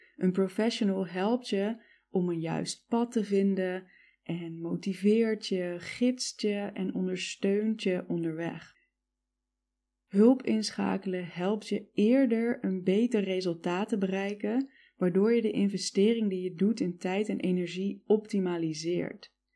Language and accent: Dutch; Netherlands; also born or lived in United States